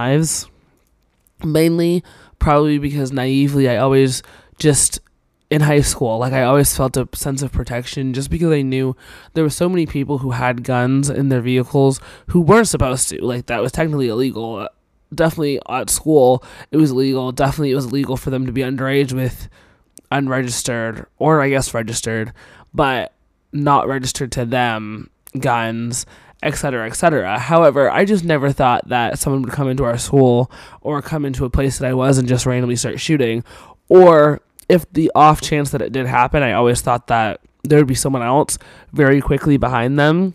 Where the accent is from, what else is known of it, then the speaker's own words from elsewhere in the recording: Cornish, Maine, United States; moved away; I'm originally from Cornish, Maine